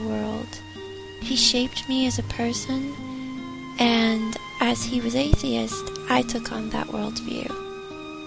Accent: United States; moved away as an adult; also born or lived in London, United Kingdom / Ivybridge, Devon, United Kingdom / Chicago; I'm 31 and I'm from the United States.

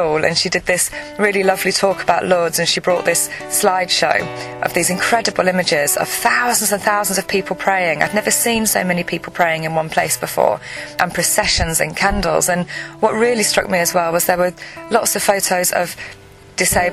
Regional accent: England, United Kingdom; I'm 36 years old and I'm from England.

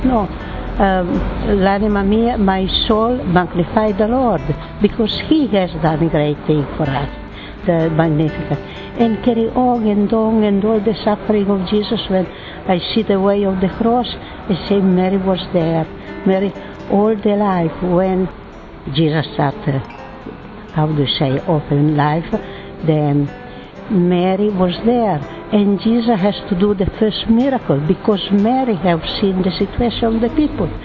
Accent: Italy; From Italy.

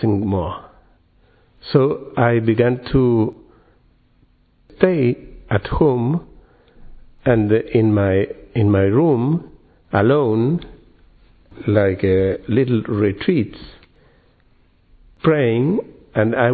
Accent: Santiago, Santiago Metropolitan Region, Chile; English is a second language; I'm from Chile, yeah. From Santiago in Chile.

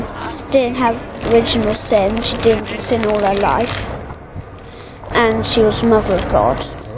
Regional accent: England, United Kingdom; I'm from England, and it's my birthday, and I'm six.

